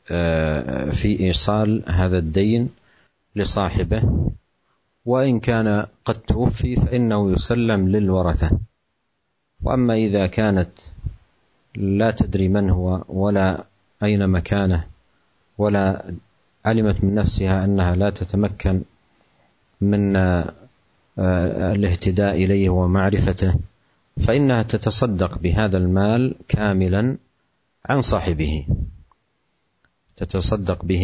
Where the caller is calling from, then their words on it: Ambarawa, Central Java, Indonesia; Dari Ambarawa, Jawa Tengah Ustaz.